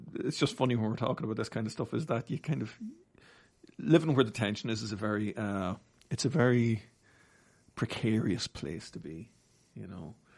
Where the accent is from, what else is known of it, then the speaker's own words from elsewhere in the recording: Navan, Leinster, Ireland; now in Australia; Navan, my hometown